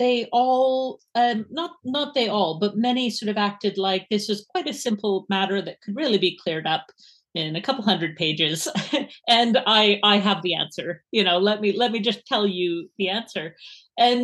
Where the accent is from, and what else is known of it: Edmonton, Alberta, Canada; accent: Canadian; moved away as an adult; now in Edinburgh, United Kingdom